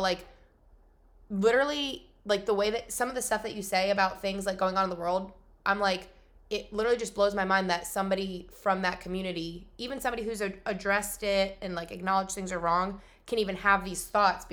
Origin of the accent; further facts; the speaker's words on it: New York, United States; I'm from New York